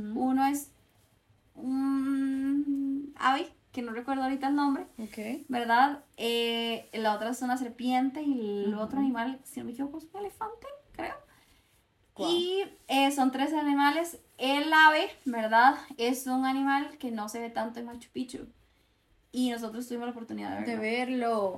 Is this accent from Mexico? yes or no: no; Costa Rica; como costarricense, por lo menos, que es lo que soy